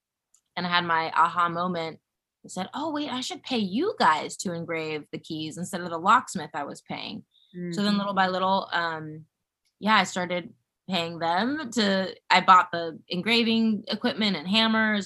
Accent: Los Angeles, California, United States; I'm born and raised in Los Angeles, which is pretty rare

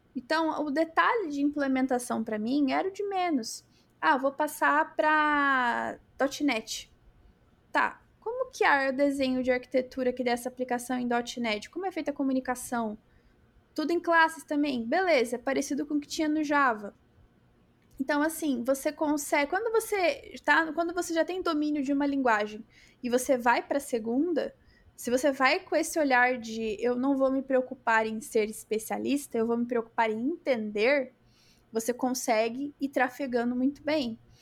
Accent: Brazil

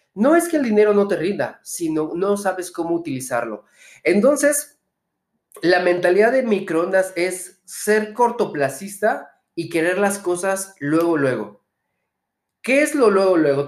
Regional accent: Mexico; soy empresario mexicano

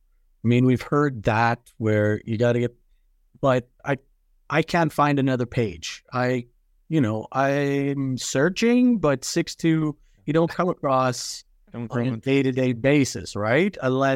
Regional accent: Edmonton, Alberta, Canada; especially often where we're going to Edmonton. I'm from Edmonton.

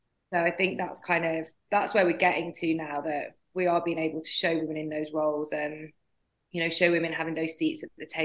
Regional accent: Doncaster, Yorkshire and the Humber, United Kingdom; moved away; growing up in Doncaster, there was nothing like

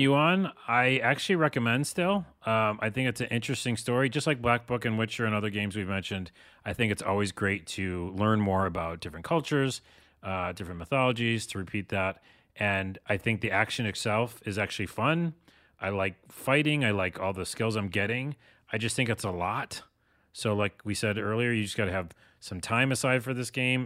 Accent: United States; dumb American

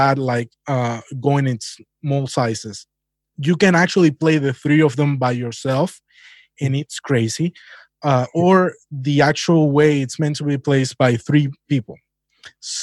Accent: Holguín, Cuba; moved away; my hometown is Holguín. That's province east of Cuba.

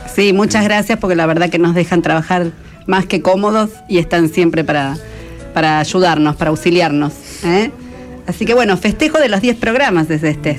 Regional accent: Merlo, Buenos Aires Province, Argentina; Mañana ya por mis pagos por Merlo

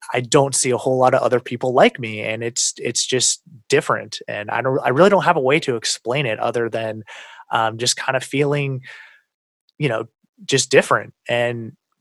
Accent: United States; I'm American

